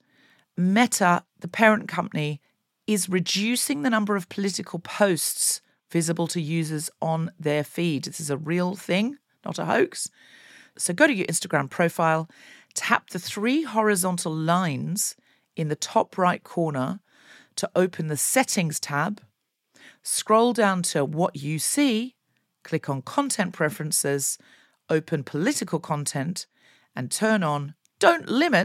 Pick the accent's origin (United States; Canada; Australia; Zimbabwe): Australia; now in London, United Kingdom; I grew up in Australia